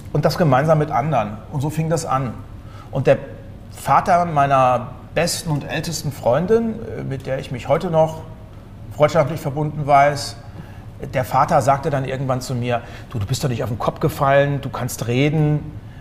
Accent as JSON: {"language": "German", "country": "Germany", "tie": "born or raised there", "said": "Ich bin hm. zwar Wessi, aber ich bin ein Kilometer von der Grenze zur DDR groß geworden"}